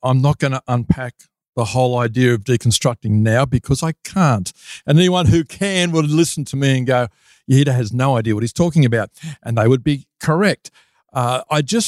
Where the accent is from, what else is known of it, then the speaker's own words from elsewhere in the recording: Sydney, New South Wales, Australia; moved away as an adult; now in Lake Macquarie, Australia; I was originally from the Sutherland Shire in Sydney, and I spent the first few decades there